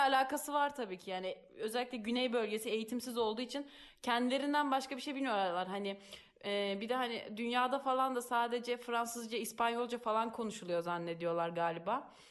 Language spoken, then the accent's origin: Turkish; Turkey; now in Italy